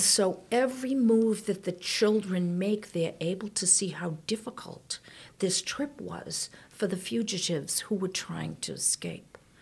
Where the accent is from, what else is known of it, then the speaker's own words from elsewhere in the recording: outside of Boston, Massachusetts, United States; I grew up outside of Boston